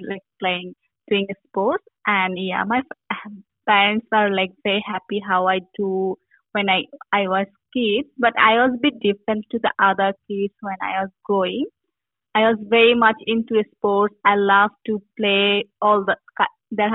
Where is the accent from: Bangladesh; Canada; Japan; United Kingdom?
Bangladesh; moved away as an adult; I grew up in Bangladesh